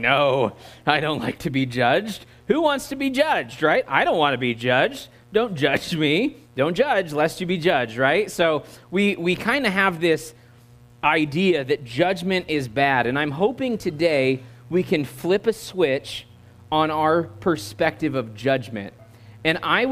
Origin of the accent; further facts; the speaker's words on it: United States; accent: American; my American accent